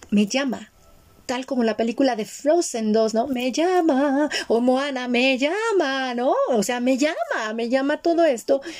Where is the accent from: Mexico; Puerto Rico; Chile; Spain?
Mexico; born there; ok, yo nací en México, estoy aquí, pero ¿por qué me llaman los rituales de otro país?